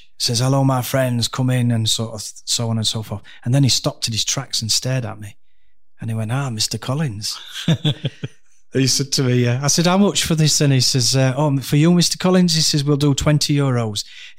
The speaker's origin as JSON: {"language": "English", "town": "Dhekelia", "country": "Cyprus", "tie": "born there", "said": "I went to Cyprus, where I was born. I was born in Decalia, BMH Decalia."}